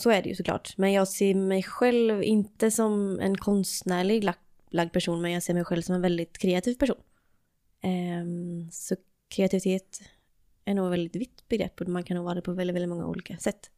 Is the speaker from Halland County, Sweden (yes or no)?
yes; Varberg, Halland County, Sweden; i Varberg. Och det är där jag är ifrån också